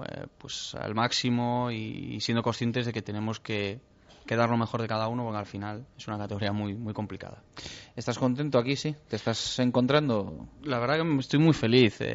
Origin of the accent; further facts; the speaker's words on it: Ferrol, Galicia, Spain; moved away; Sí, yo soy de Ferrol, Ferrol. Lo que pasa que sí que es cierto que muchas veces me, dicen que soy también de, Narón. algunos sitios me dicen soy de Narón, otros de Ferrol